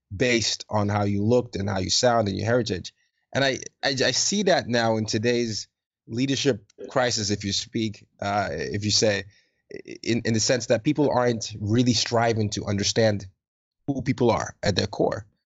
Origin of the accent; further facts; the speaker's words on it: Nigeria; I'm Nigerian